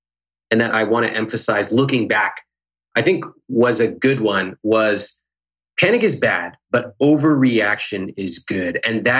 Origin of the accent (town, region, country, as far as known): Sacramento, California, United States; born or raised there; now in Los Angeles, United States